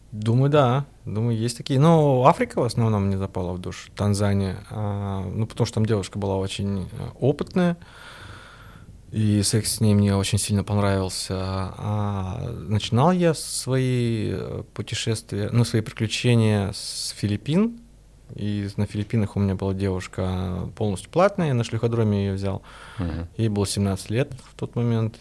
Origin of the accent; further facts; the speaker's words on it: Russia; я из России